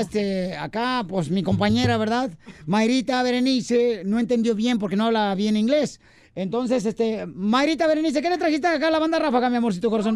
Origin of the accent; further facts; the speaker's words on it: Ocotlán, Jalisco, Mexico; yo soy de Cotlán, Ocotlán es mío